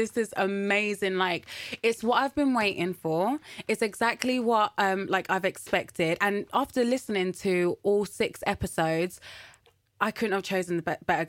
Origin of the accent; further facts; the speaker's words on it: Colombia; Yeah, from Colombia.